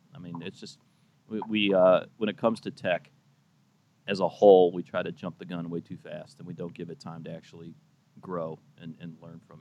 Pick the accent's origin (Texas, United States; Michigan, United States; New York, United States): Michigan, United States; Detroit; moved away; also born or lived in the South; I'm really not Southern. I grew up in Detroit, but I've lived in the South a long time, and I'm married to a Southerner